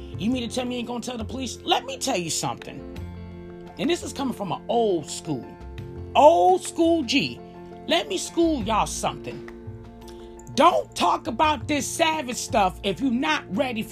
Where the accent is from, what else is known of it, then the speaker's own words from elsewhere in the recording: Chicago, Illinois, United States; I grew up in Chicago